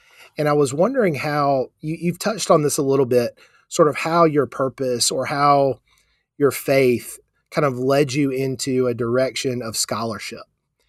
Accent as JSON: {"language": "English", "town": "Charleston", "region": "South Carolina", "country": "United States", "tie": "born or raised there", "said": "growing up in South Carolina, kind of being raised in a state in the 1970s and 80s"}